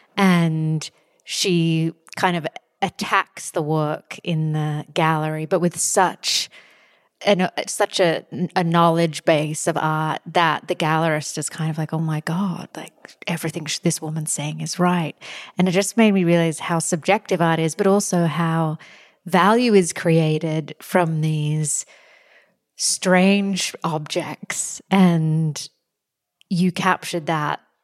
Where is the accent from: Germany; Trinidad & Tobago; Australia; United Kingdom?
Australia; moved away; I'm from Australia.